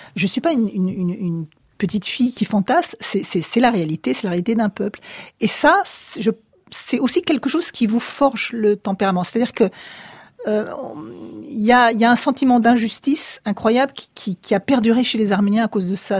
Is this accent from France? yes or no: yes; Paris, Île-de-France, France; moi je suis née à Paris